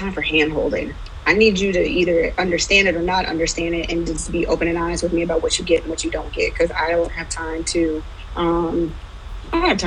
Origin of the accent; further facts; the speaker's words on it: Cleveland, Ohio, United States; I am originally from Cleveland, Ohio, and that is where I'm currently at.